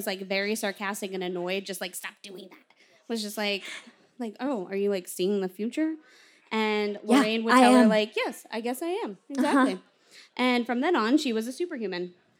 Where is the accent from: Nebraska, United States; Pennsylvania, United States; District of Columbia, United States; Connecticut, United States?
Connecticut, United States; Bridgeport; I was born in Bridgeport, Connecticut?